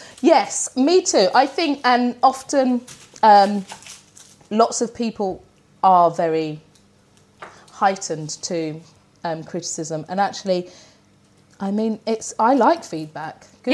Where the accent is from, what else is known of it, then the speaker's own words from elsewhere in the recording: United Kingdom; I'm too British.